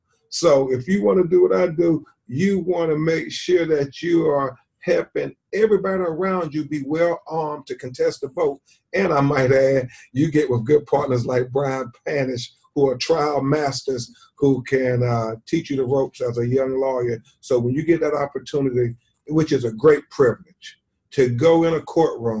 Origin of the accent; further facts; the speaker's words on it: Florida, United States; my home state of Florida